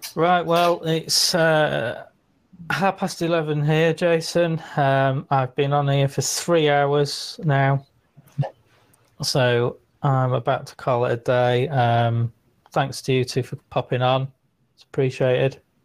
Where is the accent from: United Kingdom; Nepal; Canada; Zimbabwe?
United Kingdom; Liverpool, North West England; Fellow scousers